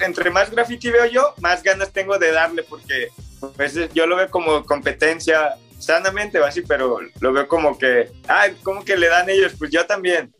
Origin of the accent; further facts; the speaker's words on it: Guadalajara, Jalisco, Mexico; Los cuatro somos de Guadalajara, pues somos de diferentes zonas